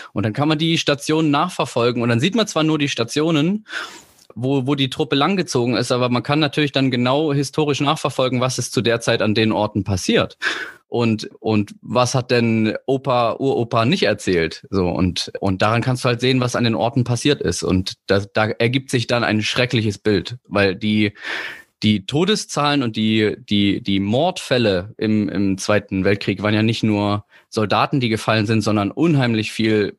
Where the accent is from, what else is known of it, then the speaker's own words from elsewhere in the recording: Leipzig, Saxony, Germany; moved away; Ich komme ja eigentlich aus Leipzig